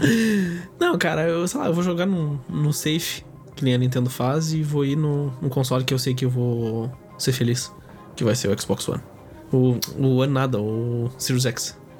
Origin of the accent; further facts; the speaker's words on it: Brazil; eu sou brasileiro